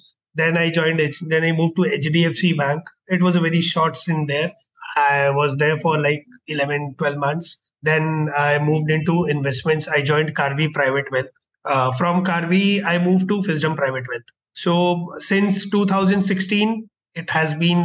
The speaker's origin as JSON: {"language": "English", "town": "Kolkata", "region": "West Bengal", "country": "India", "tie": "born or raised there", "also_born_or_lived": "Bangalore", "moved": "as an adult", "said": "I was born and brought up in Kolkata. I did my schooling there."}